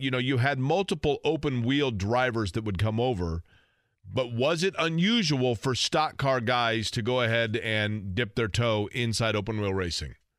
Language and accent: English; Indianapolis, Indiana, United States; when I was a kid growing up in Indianapolis